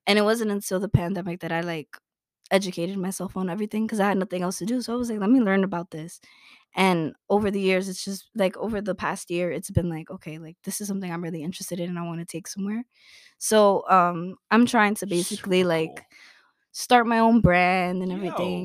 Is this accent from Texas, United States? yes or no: no; New York City, New York, United States; Born and raised in Brooklyn